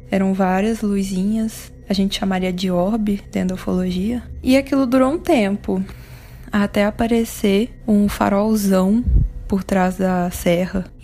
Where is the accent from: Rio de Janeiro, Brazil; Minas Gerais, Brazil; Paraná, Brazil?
Minas Gerais, Brazil; Divinópolis; Eu sou mineira é, de uma cidade chamada Divinópolis, no interior do estado.